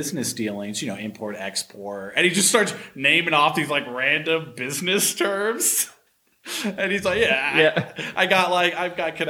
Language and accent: English; San Diego, California, United States; I'm from San Diego